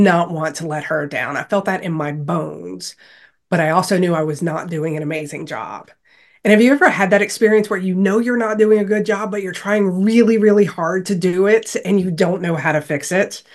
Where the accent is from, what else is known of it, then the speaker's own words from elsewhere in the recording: Louisiana, United States; growing up in Louisiana